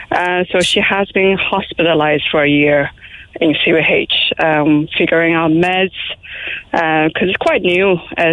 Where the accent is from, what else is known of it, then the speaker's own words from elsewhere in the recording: Taiwan; now in Cork, Ireland; I'm from Taiwan originally.